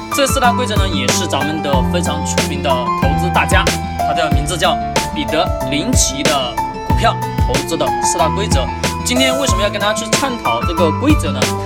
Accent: Hengyang, Hunan, China; 我作为一个衡阳人，我也是第一次上衡山

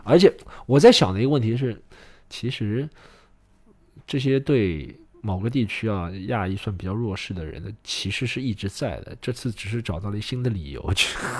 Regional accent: China; 你说我们中国人，就拿中国人来说

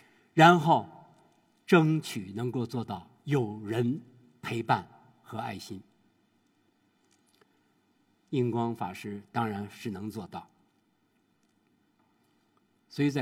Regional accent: China; 说我们中国人呀，在面临死亡的时候有三大绝

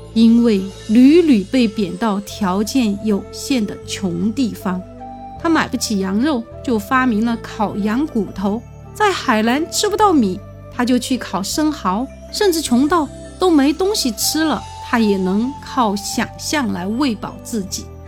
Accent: Sichuan, China; 我们四川人

